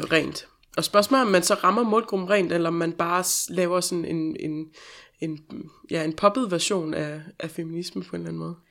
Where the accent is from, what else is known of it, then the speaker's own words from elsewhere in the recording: Denmark; moved away; den del af provinsen, hvor jeg kommer fra